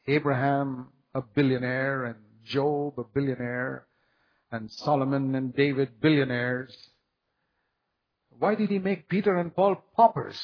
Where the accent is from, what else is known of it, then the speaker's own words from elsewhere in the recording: India; I come from India, which is considered a third world country